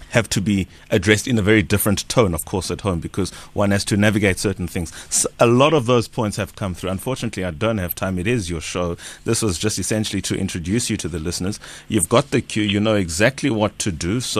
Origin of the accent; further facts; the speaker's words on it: South Africa; is it safe for us as South African to take the COVID 19 vaccine as it is already arrived in the country?